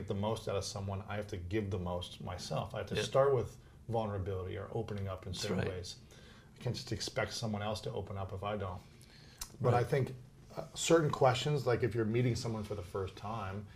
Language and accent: English; Ohio, United States; now in Los Angeles, United States; I'm from Ohio